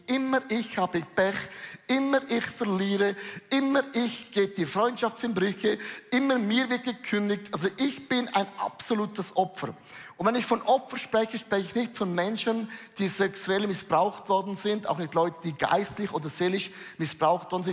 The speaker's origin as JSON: {"language": "German", "country": "Switzerland", "said": "für uns Schweizer"}